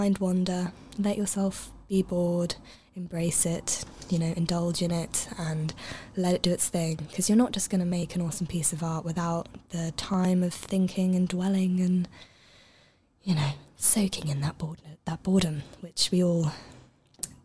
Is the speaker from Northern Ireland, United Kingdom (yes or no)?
no; Cambridge, East of England, United Kingdom; moved away; I'm originally from Cambridge